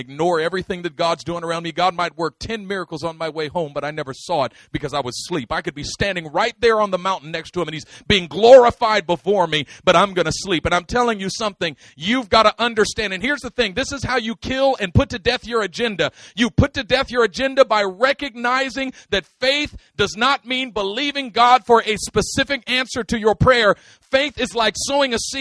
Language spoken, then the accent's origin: English; Oakland, California, United States; I am from East Oakland, but I'm not of it. I grew up in it, but not of it